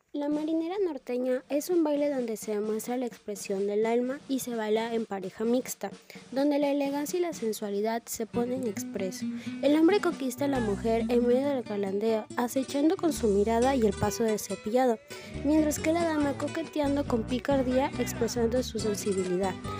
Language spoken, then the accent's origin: Spanish; Peru; nos identifica como peruanos